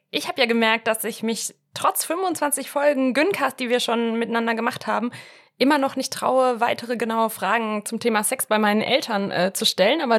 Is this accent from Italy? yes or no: yes; Italy; moved away; ich bin ja auch in Italien aufgewachsen